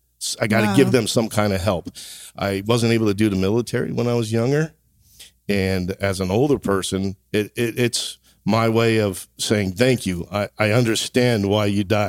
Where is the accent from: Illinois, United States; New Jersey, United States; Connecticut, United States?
New Jersey, United States; from Jersey